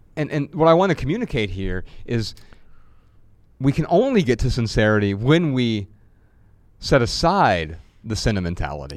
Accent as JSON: {"language": "English", "town": "Dayton", "region": "Ohio", "country": "United States", "tie": "born or raised there", "moved": "yes", "said": "When I traveled back to Dayton, Ohio last month on a quick break from tour, I felt revived by waves of nostalgia as I maneuvered through my hometown"}